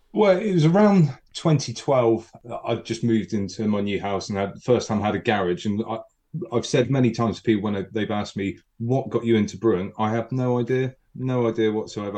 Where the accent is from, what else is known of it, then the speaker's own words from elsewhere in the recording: Wimborne, South West England, United Kingdom; I'm from Wimborne, I'm Wimborne and bred.